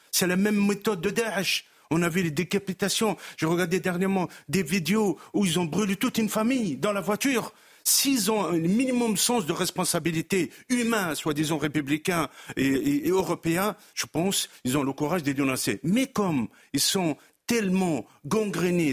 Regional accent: Drancy, Île-de-France, France; Je suis lui-même de Drancy

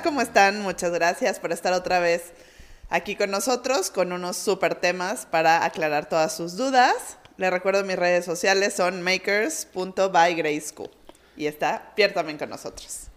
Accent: Mexico; como buenos mexicanos

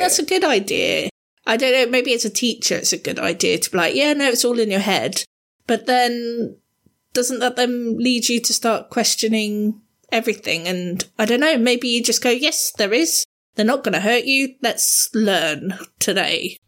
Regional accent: Southampton, South East England, United Kingdom; moved away as an adult; I'm relatively new to this area because I grew up down in Southampton

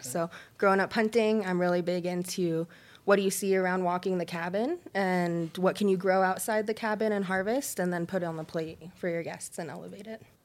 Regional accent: Colorado, United States; growing up in Colorado

